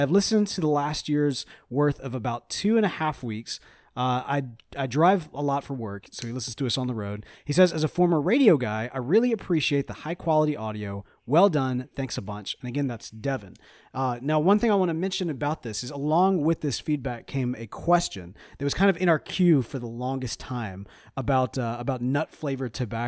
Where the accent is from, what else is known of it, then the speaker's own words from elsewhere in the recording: Mississippi, United States; We're from Mississippi. We can't survive in the desert.